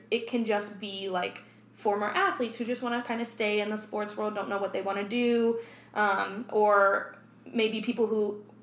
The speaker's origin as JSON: {"language": "English", "region": "Arizona", "country": "United States", "tie": "born there", "said": "And I was born in Arizona. My dad still lives in Arizona."}